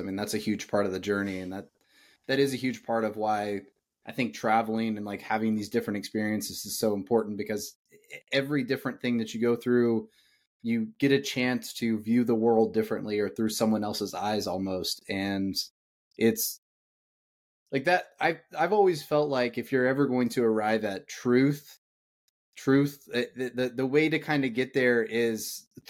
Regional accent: Indiana, United States; moved away as an adult; now in Atlanta, United States; I grew up in Indiana

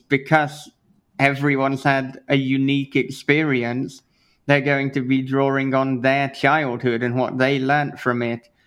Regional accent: United Kingdom; being British

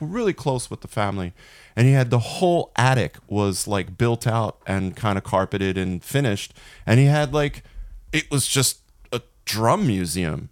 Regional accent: Philadelphia suburbs, Pennsylvania, United States; he and I grew up outside of Philly, really close to Philly, basically, like, Philly suburbs, like, on the border of Philly and, and, uh, what's called the Main Line

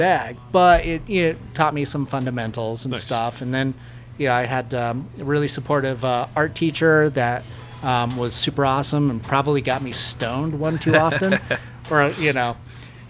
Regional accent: Kersey, Colorado, United States; I grew up in Kersey, Colorado. And so that's a rural town

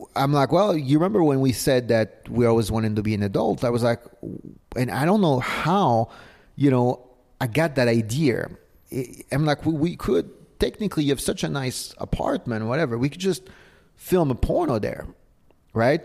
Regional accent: Paris, Île-de-France, France; moved away; also born or lived in south of Spain; I was born and raised in Paris

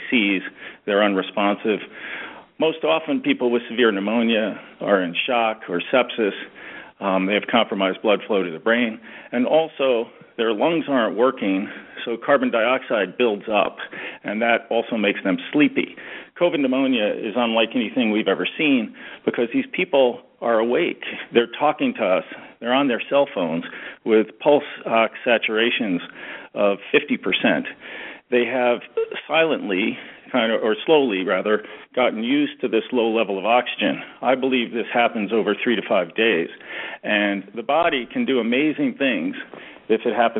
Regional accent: New York City, New York, United States; born or raised there; also born or lived in rural New England; now in New England, United States

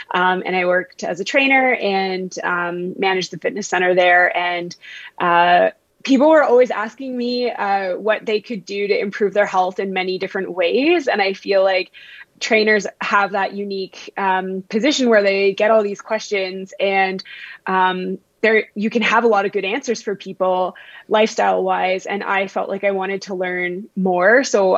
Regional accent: Vancouver, British Columbia, Canada; accent: Ontario; also born or lived in Ontario; so I actually grew up in Vancouver. It just sounds like I'm from Ontario because I did all my schooling out east.

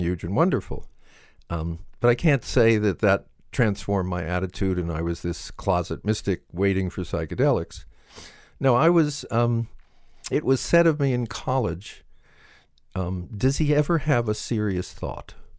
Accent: Southern California, United States; I was brought up in Southern California

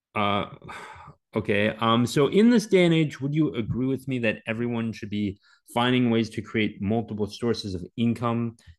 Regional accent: Maryland, United States; I grew up in Maryland

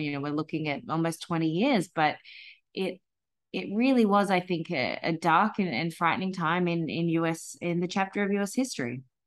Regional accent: Australia; moved away; being Australian

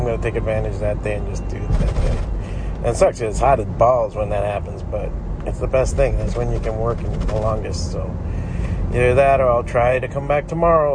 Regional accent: United States; And I was born here

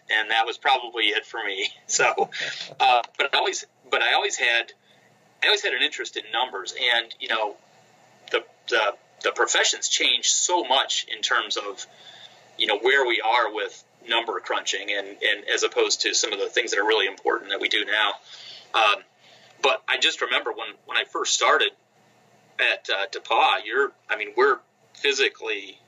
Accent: Northwest Ohio, United States; when I grew up in Northwest Ohio, so as a child

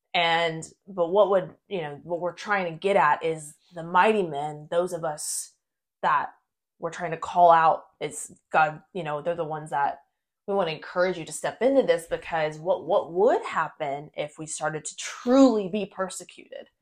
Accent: United States; we were both born and raised in the United States

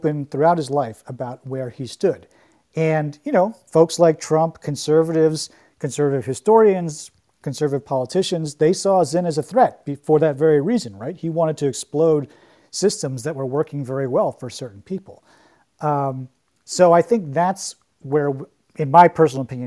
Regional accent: New York City, New York, United States; as a New Yorker

